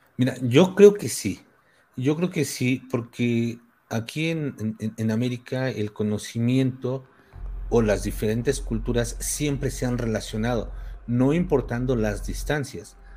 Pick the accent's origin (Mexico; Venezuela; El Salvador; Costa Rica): Mexico; aquí en el pueblo donde, de donde soy